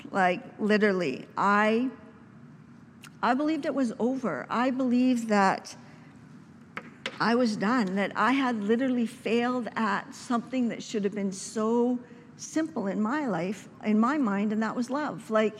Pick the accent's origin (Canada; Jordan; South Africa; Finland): Canada; Saskatchewan; my family, for the first year, I came to provinces from Saskatchewan.